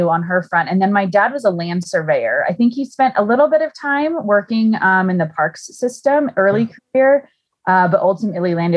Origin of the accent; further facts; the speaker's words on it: Salinas, California, United States; I actually grew up on the Central Coast. So I was up in the Salinas, Monterey area